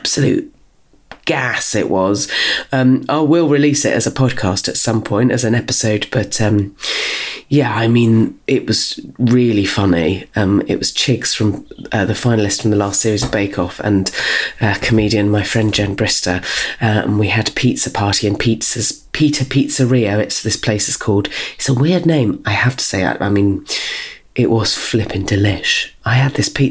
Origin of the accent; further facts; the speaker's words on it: Dorset, South West England, United Kingdom; now in South East London, United Kingdom; we're both from Dorset